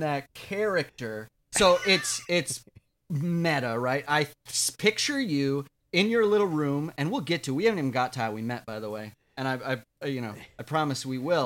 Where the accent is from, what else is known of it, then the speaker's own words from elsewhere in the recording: Watertown, South Dakota, United States; moved away as an adult; also born or lived in Minneapolis, Minnesota; now in New York, United States; I'm from South Dakota